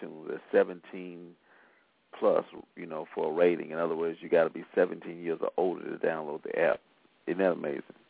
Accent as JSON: {"language": "English", "town": "Selma", "region": "Alabama", "country": "United States", "said": "I've made it well known that I am from Selma, Alabama"}